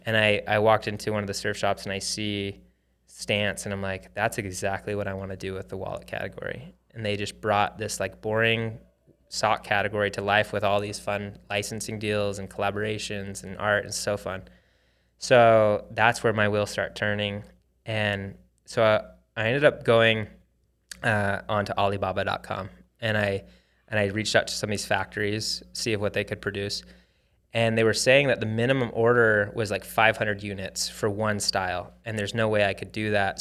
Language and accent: English; Arizona, United States; moved away as an adult; also born or lived in Hawaii; I grew up in Arizona